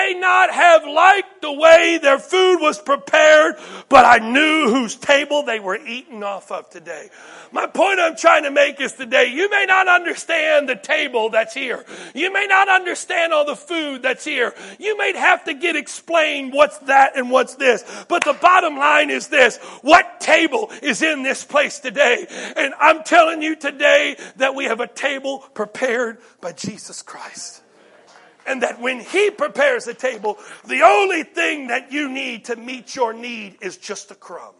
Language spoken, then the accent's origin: English; United States; being an American